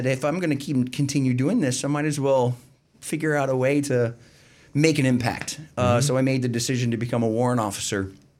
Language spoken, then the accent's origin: English; Pennsylvania, United States; I grew up in the Alabama portion of the part of Pennsylvania between Philadelphia and Pittsburgh.